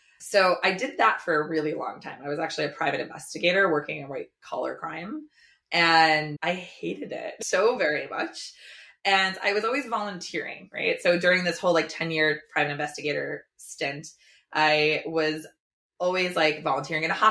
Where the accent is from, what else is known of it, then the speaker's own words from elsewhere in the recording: New Jersey, United States; I grew up in Jersey, in Dirty Jers. I can say that because I grew up there